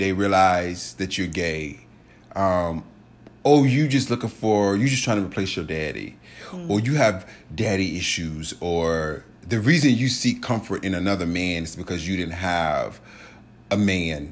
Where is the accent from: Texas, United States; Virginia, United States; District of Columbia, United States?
Virginia, United States; Richmond; moved away; I went home to Richmond. I'm from Richmond, Virginia. Shout out RVA, two up, two down